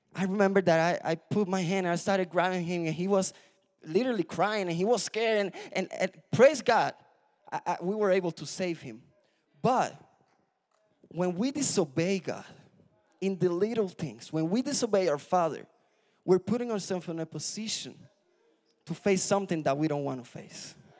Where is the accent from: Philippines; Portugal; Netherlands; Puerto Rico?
Puerto Rico; moved away; I'm from Puerto Rico